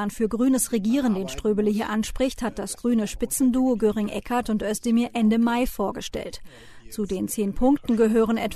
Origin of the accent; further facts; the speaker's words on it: Baden-Württemberg, Germany; Ich komme aus Baden-Württemberg.